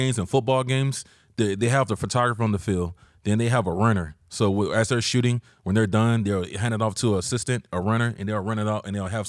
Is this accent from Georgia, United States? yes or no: yes; Georgia, United States; now in San Diego, United States; I'm from Georgia originally.